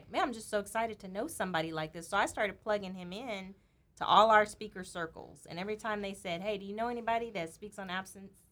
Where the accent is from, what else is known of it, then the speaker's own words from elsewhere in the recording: Los Angeles, California, United States; moved away; originally from LA.